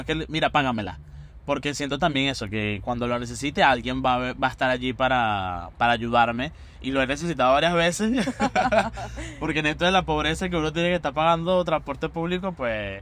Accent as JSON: {"language": "Spanish", "country": "Venezuela", "moved": "yes", "lives_now": "Buenos Aires, Argentina", "said": "cuando llegué de, de Venezuela yo tenía, como decimos en Venezuela, un perolito"}